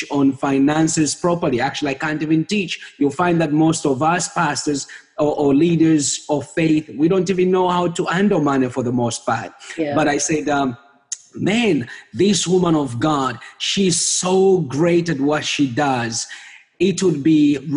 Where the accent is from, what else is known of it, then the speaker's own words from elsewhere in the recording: Zambia; moved away as an adult; now in Canada; I was born and raised up in Zambia, in a small country in the southern part of Africa